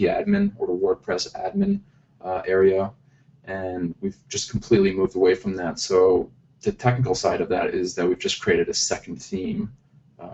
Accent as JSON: {"language": "English", "region": "Zurich", "country": "Switzerland", "tie": "born or raised there", "also_born_or_lived": "United States", "moved": "as an adult", "said": "I'm in Zurich, Switzerland, and that's where I'm actually from. I was born and raised here"}